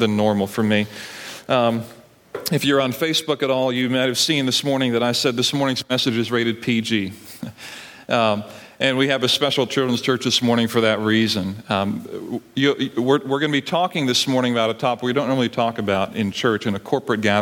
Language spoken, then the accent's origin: English; Barbados; now in United States; I grew up in Barbados